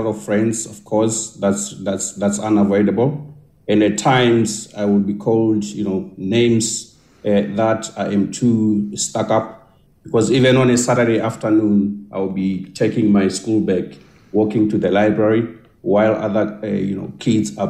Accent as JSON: {"language": "English", "town": "Soweto", "region": "Gauteng", "country": "South Africa", "tie": "born or raised there", "said": "I grew up much of my life in Soweto"}